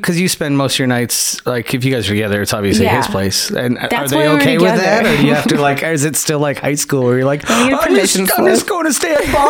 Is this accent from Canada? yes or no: yes; Niagara, Ontario, Canada; I grew up in Niagara